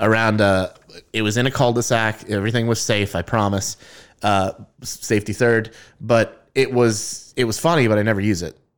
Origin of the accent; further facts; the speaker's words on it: United States; we're American